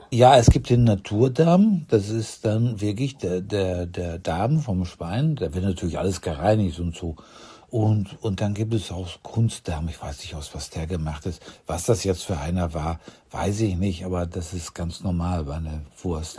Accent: Ruhr area, North Rhine-Westphalia, Germany; moved away; ich komme aus dem Land, wo Currywurst und Bier fließen, aus dem Ruhrgebiet

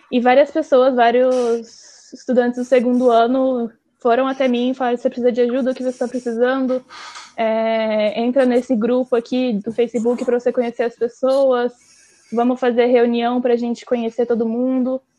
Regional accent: Londrina, Paraná, Brazil; moved away as an adult; now in Coimbra, Portugal; Eu sou de Londrina, no Paraná.

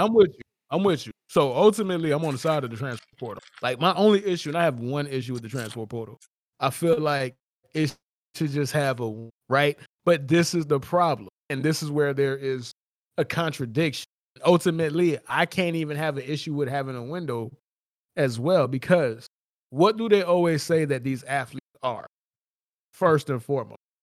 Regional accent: South Florida, United States; I'm from South Florida

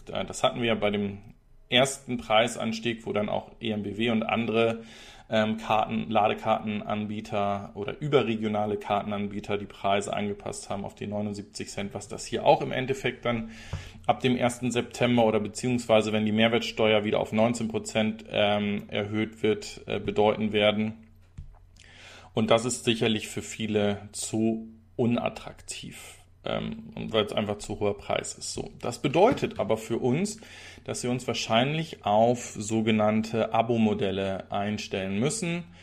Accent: Zeven, Lower Saxony, Germany; Das könnte ja in meiner alten Heimat sein, denn auch Zeven ist nördlich von Bremen.

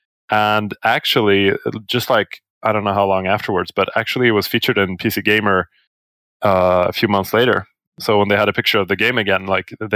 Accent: Sweden; I'm from Sweden.

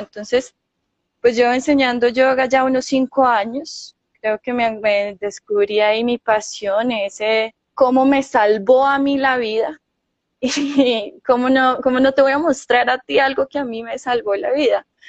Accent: Manizales, Caldas, Colombia; yo soy de acá de Manizales

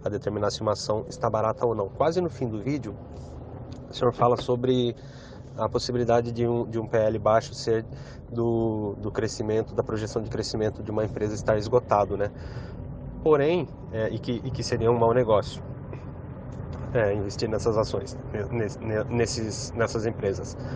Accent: Itapeva, São Paulo, Brazil; sou da cidade de Itapeva, interior de São Paulo.

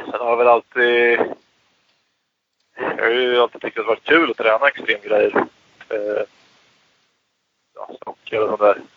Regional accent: Laxå, Örebro County, Sweden; jag var ju uppväxt i Laxå

